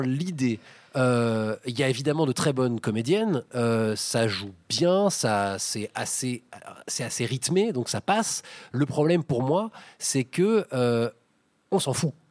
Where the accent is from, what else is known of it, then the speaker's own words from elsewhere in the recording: Paris, Île-de-France, France; moi, en tant que Parisien